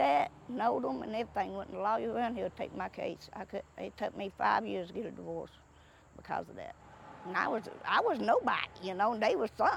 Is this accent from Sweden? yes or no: no; Appalachia, United States; born or raised there